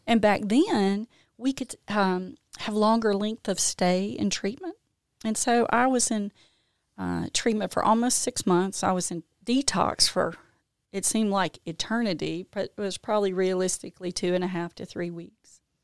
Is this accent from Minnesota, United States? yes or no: no; Jackson, Mississippi, United States; now in Canton, United States; I grew up in Jackson